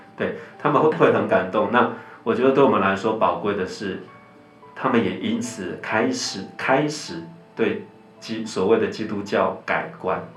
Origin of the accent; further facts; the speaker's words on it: Taiwan; 我们在台湾就是跟大部分的家庭一样啊，我们从小就在，啊，民间宗教的背景里长大